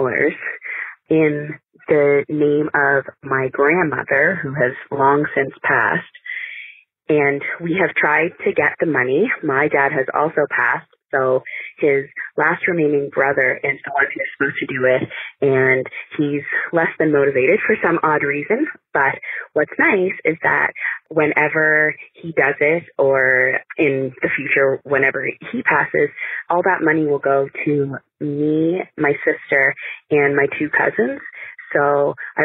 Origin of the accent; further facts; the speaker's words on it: Nova Scotia, Canada; I'm from Nova Scotia, Canada